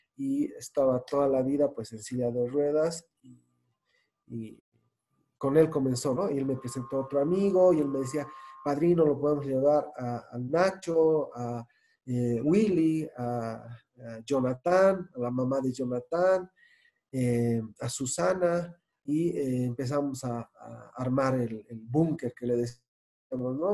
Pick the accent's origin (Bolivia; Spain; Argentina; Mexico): Bolivia; como muchos bolivianos